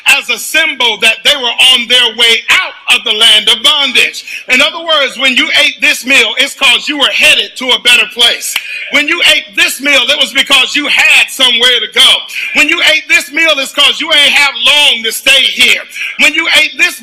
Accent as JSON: {"language": "English", "region": "the South", "country": "United States", "said": "as a Southerner"}